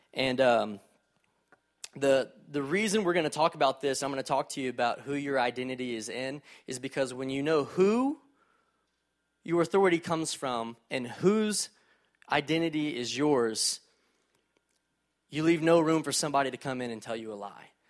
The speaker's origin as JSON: {"language": "English", "town": "College Station", "region": "Texas", "country": "United States", "tie": "born or raised there", "also_born_or_lived": "Fort Worth, Texas", "said": "I grew up in College Station, Texas, home of Texas A and M"}